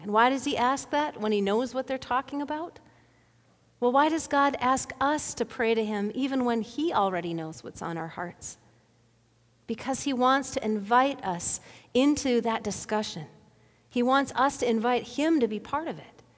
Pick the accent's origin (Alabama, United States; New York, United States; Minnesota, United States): Minnesota, United States; Bemidji; Back in the eighties, when I was growing up in Bemidji